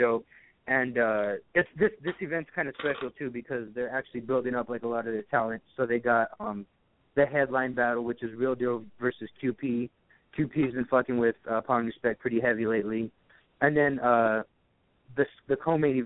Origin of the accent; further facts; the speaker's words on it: Arizona, United States; I'm from Arizona